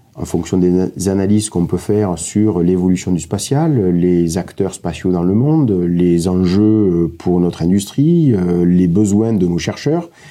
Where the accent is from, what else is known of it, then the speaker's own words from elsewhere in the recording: Montpellier, Occitania, France; je suis de, Montpellier, j'ai grandi à Montpellier.